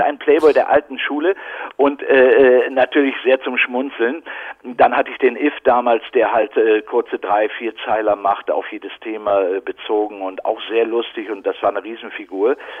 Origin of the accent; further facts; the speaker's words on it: Bochum, North Rhine-Westphalia, Germany; moved away as an adult; also born or lived in Berlin; now in Brandenburg, Germany; ich bin ja gebürtiger Ruhrgebietler, Bochumer